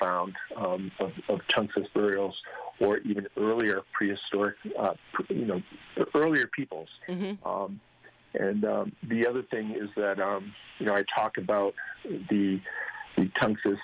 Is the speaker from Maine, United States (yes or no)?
yes; Maine, United States; now in Connecticut, United States; I'm from Maine